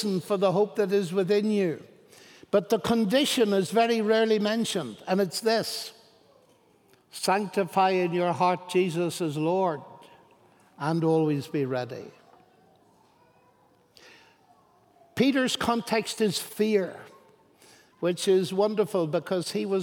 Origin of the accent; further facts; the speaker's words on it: Ireland; I'm Irish. We are full of imagination, we Irish.